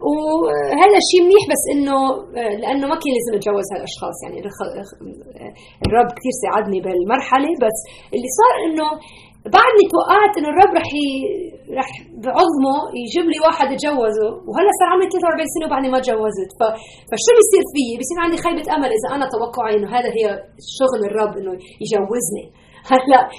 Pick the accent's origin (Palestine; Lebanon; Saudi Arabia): Lebanon; now in United States; انا بتذكر من 30 سنه هربنا من لبنان نحن وجينا على امريكا